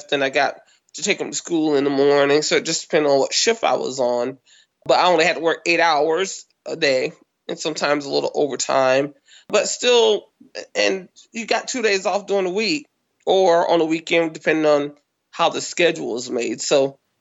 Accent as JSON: {"language": "English", "town": "Kinston", "region": "North Carolina", "country": "United States", "tie": "born or raised there", "also_born_or_lived": "California", "moved": "as an adult", "said": "Kinston, which is my hometown, North Carolina."}